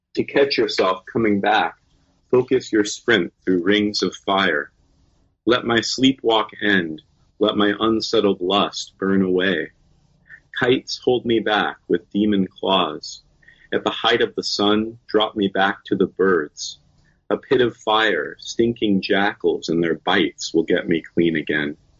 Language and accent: English; Suquamish, Washington, United States; now in San Francisco, United States; I grew up in Suquamish, uh, which is on the Puget Sound